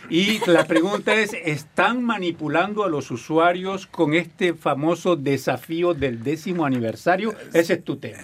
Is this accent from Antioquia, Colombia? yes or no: no; Barranquilla, Atlántico, Colombia; moved away; yo me recuerdo de que cuando era chico allá en Barranquilla, Colombia, hace muchísimos años de eso